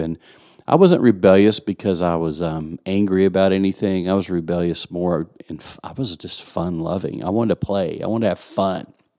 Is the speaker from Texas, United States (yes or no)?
yes; West Texas, United States; accent: West Texan; West Texan as I am